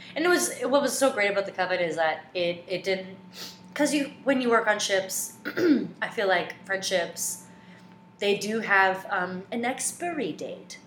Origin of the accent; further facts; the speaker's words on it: Omaha, Nebraska, United States; moved away as an adult; now in New York, United States; I am from the Midwest. I'm from the Heartland. I'm from Omaha, Nebraska